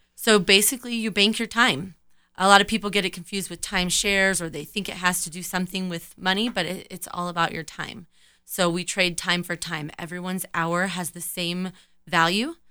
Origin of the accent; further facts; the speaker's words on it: Colorado Springs, Colorado, United States; also born or lived in California; in junior high, we moved to Colorado from California, and I've been here ever since